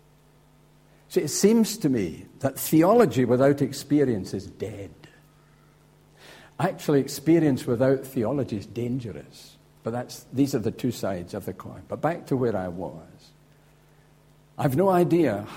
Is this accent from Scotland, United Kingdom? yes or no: yes; Scotland, United Kingdom; Now I'm a Scotsman